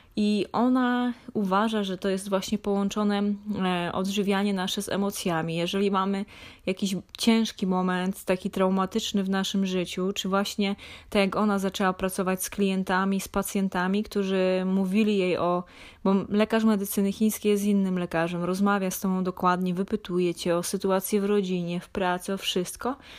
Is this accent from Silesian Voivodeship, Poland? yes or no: no; Lesser Poland, Poland; Ja pochodzę z niedużej miejscowości w województwie małopolskim